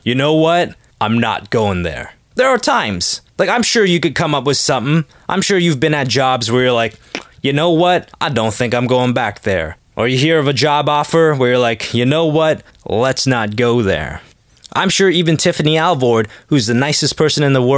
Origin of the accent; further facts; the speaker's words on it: Toronto, Ontario, Canada; my hometown Leafs